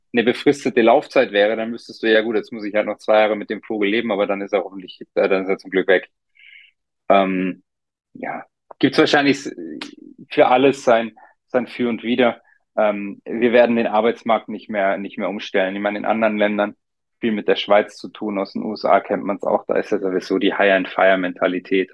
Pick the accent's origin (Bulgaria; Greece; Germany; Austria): Germany; also born or lived in Munich; bei uns in Deutschland